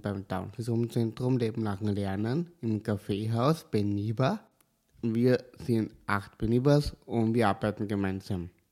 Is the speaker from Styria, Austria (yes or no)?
yes; Kapfenberg, Styria, Austria; now in Leoben, Austria; Ich komme aus Kapfenberg, ich wohne auch in Leoben